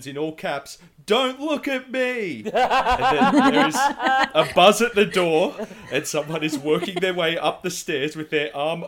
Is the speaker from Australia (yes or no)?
yes; Australia; as an Australian